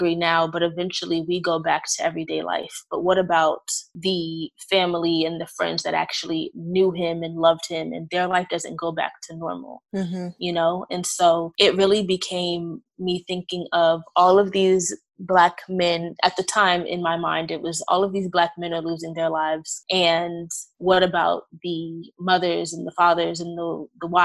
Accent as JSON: {"language": "English", "town": "New York City", "region": "New York", "country": "United States", "moved": "yes", "lives_now": "Maryland, United States", "said": "I am originally from Brooklyn, New York, but I'm currently practicing in Maryland"}